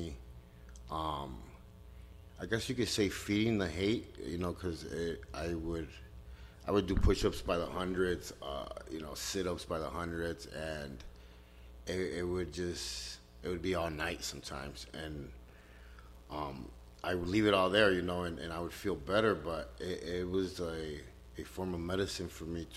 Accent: Chicago, Illinois, United States; I grew up in Chicago on the south side, 26th Street, 59, Western

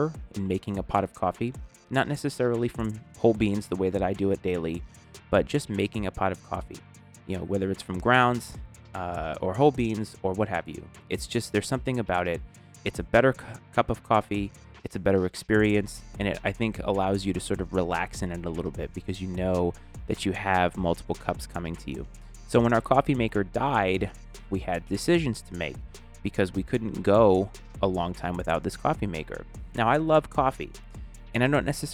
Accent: New England, United States; now in Northern Virginia, United States; I grew up in New England, and we had definitive seasons

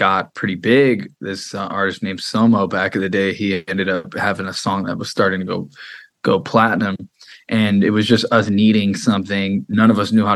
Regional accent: Freeport, Illinois, United States; now in Los Angeles, United States; I grew up outside of Chicago in a small little town.

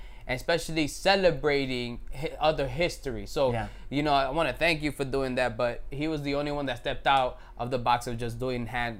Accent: New York City, New York, United States; moved away as an adult; No, I was born and raised in New York. I'm from Harlem.

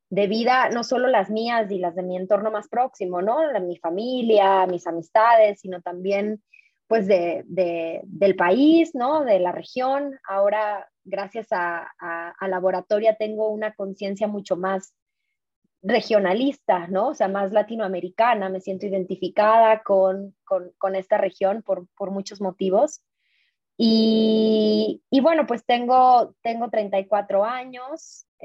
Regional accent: San Luis Potosí, Mexico; moved away as an adult; also born or lived in Ciudad Juárez; now in Guadalajara, Mexico; yo vivo en Guadalajara, pero en realidad soy, siempre digo como, yo soy potosina de nacimiento, juarense de corazón y tapatía de, por convicción. ¿Y por qué? Porque, bueno, nací en San Luis Potosí, ahí obviamente ahorita todavía está toda mi familia

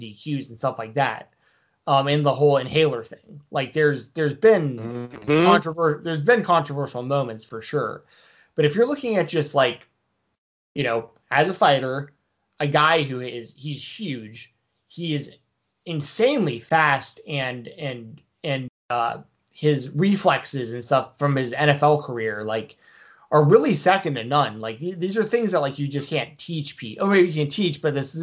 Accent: Georgia, United States; I'm from Georgia

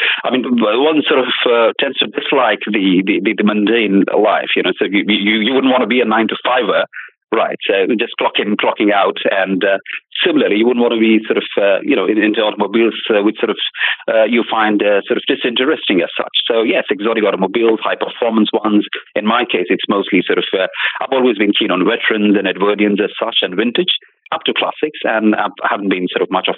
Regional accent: Hyderabad, Telangana, India; moved away as an adult; also born or lived in England; I'm originally from Hyderabad, as you just said. It's from the south of India, the city of the Nizams, known the world over with that tag as such. I was born there. I was brought up there

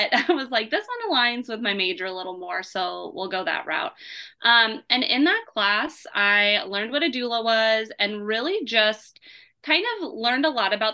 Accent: Indiana, United States; also born or lived in Seattle, Washington; I was born in Seattle, but mainly raised in Indiana

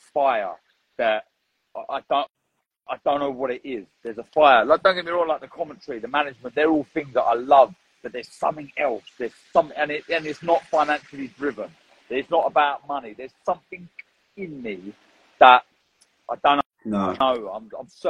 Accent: London, United Kingdom; I'm from North London and everyone is Arsenal or Tottenham, literally

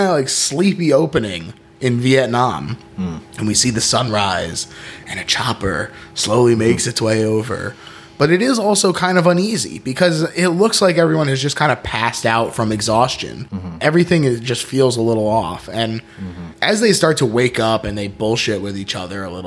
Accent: New Jersey, United States; I was already Italian growing up in North Jersey

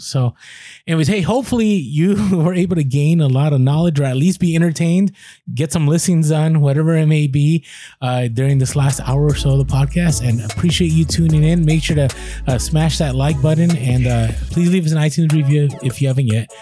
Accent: United States; a lot of us in America, we're very American-centric

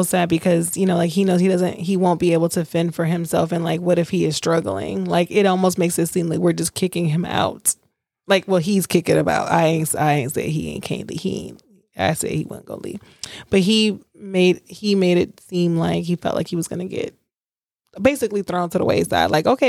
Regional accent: Alaska, United States; born there; also born or lived in Louisiana; I was born in Alaska. We moved to Lodges. We moved back, you know, moved to Louisiana.

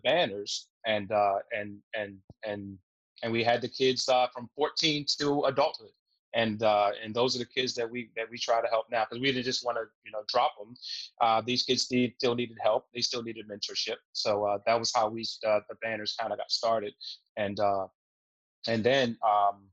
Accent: Baltimore, Maryland, United States; I grew up in East Baltimore myself.

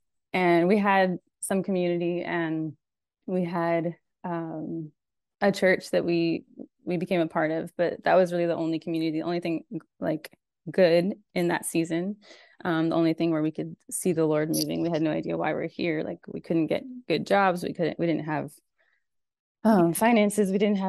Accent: Almaty, Kazakhstan; moved away as an adult; now in United States; Well, I grew up in Almaty, Kazakhstan. So I was there from the time I was 5 until about 20 or 21. And so I'm a third culture kid

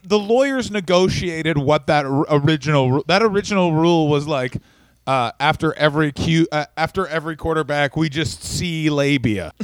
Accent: Ottawa, Ontario, Canada; my hometown Ottawa

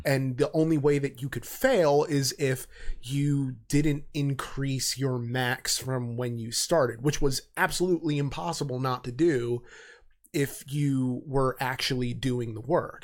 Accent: United States; being an American

